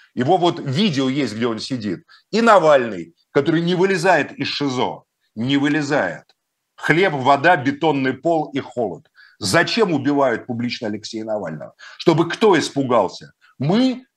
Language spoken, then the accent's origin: Russian; Moscow, Russia; Я русский человек, москвич, христианин